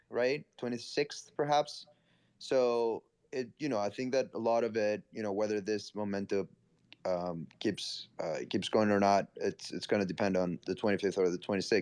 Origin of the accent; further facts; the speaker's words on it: Greece; moved away as an adult; now in New York City, United States; Born and raised in Greece, moved to New York City last year. I've been in and out the US for the past 10 years